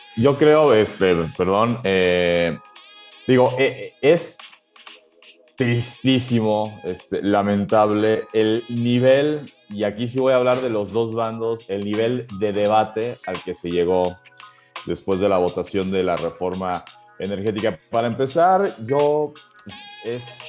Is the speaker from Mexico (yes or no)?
yes; Mexico; somos el pueblo de México